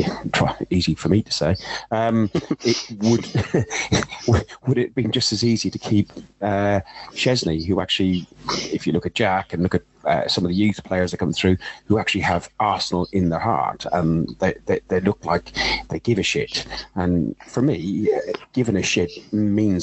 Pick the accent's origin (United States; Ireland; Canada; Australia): Ireland; I'm Irish